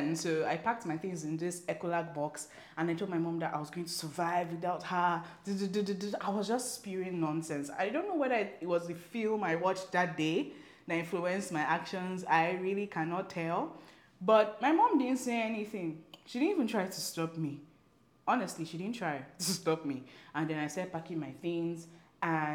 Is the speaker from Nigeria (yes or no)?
yes; Nigeria; I'm African, I'm Nigerian